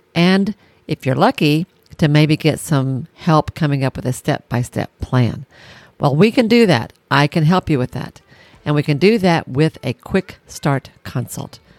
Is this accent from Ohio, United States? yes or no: no; Tennessee, United States; I'm from Tennessee